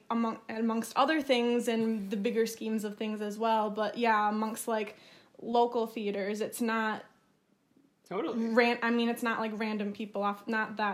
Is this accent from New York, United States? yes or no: no; Chatfield, Minnesota, United States; also born or lived in Lanesboro, Minnesota; I am from Chatfield, like I said, so that's about a half an hour away from Lanesboro.